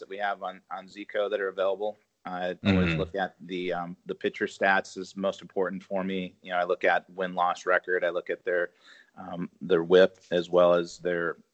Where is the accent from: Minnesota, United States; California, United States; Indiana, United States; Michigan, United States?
Minnesota, United States; moved away; I grew up in Minnesota, so I like the Vikings.